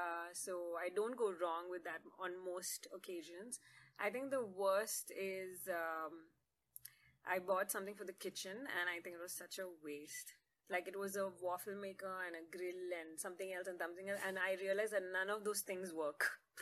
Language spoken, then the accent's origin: English; Jeddah, Makkah Province, Saudi Arabia; But I did grow up in Jeddah, that's in Saudi Arabia.